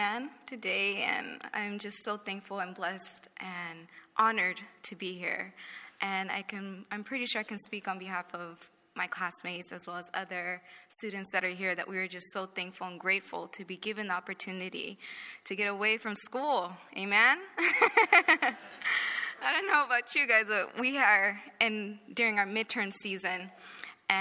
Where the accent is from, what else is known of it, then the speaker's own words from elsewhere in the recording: Moreno Valley, California, United States; I grew up in Moreno Valley, and I did grow up in a Christian home.